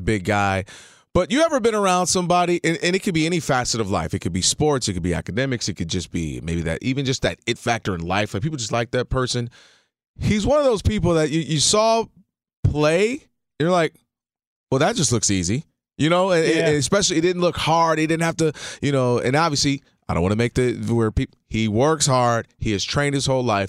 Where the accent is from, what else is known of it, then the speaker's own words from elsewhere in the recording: Detroit, Michigan, United States; moved away; growing up in Detroit area